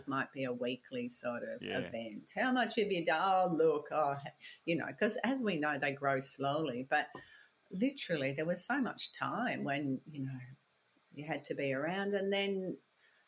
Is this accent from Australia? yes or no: yes; Australia; also born or lived in Belfast, Northern Ireland; came out when I was 6 months old, so I feel very Australian